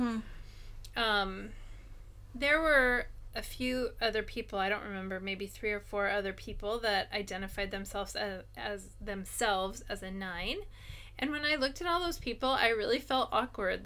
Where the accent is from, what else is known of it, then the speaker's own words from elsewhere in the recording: United States; now in Japan; as an American, or at least the way that I think, even though I've been here for a long time and I speak Japanese